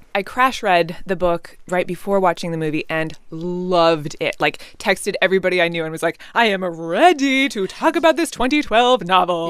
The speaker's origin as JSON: {"language": "English", "area": "just outside Seattle", "region": "Washington", "country": "United States", "tie": "born or raised there", "said": "I was born and raised just outside Seattle, grew up in the Pacific Northwest"}